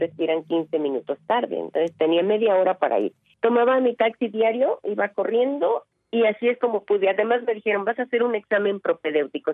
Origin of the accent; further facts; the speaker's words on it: Veracruz, Mexico; moved away; yo vengo de un pueblo de Veracruz, de un rancho